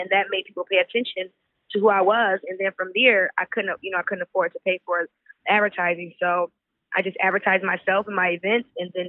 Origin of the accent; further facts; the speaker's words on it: Artesa, New York, United States; moved away as an adult; now in Houston, United States; I'm from Artesa, New York. Born and raised, and just, I grew up there, then I actually relocated to Houston, Texas about 6 years ago.